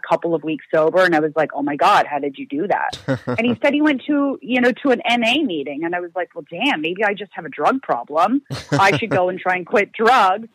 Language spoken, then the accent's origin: English; Ontario, Canada; moved away as an adult; now in Vancouver, Canada; I'm originally from back east. So I'm from Ontario, which is pretty close to like Michigan, back east for all you Americans